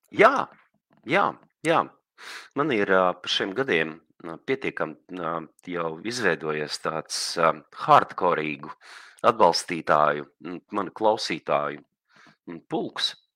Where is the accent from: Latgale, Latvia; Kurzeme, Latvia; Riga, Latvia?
Kurzeme, Latvia; Liepāja; mana bērnība, visu vis dzīves pirmā nu, jaunība ir pagājusi. Liepājas